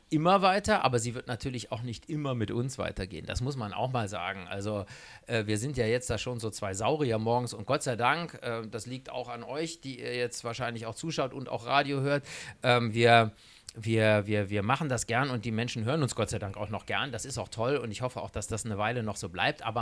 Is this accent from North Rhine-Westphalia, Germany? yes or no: yes; Cologne, North Rhine-Westphalia, Germany; now in Baden-Baden, Germany; Ich habe am Anfang hätte ich immer gesagt, Köln ist meine Heimat und das ist es auch schon immer noch in Anführungsstrichen, aber inzwischen ist das Badische, Baden-Baden eindeutig auch meine Heimat.